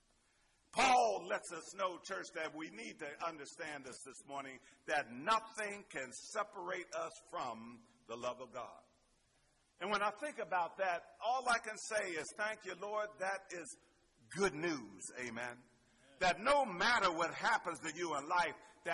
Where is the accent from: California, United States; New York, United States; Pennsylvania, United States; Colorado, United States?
Pennsylvania, United States; Pittsburgh; Growing up in Pittsburgh